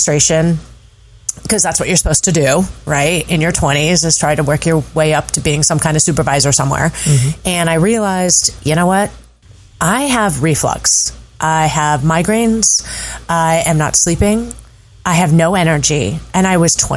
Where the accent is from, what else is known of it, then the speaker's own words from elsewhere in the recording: Sacramento, California, United States; moved away; I'm originally from California, Sacramento